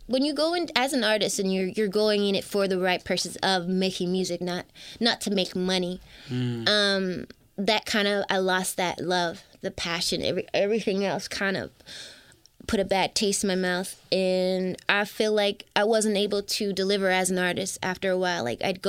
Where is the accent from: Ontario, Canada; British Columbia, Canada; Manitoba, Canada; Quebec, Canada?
Ontario, Canada; Toronto; I'm from Toronto.